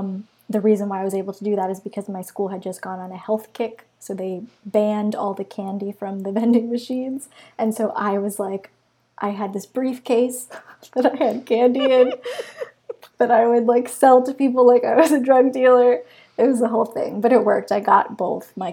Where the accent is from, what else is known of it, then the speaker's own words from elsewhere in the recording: Long Beach, New York, United States; I grew up in Long Beach, New York